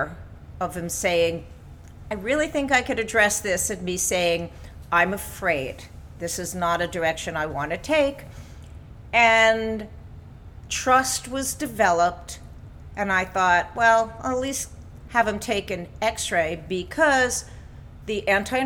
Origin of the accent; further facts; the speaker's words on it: New York, United States; I grew up in New York in a medically dominated family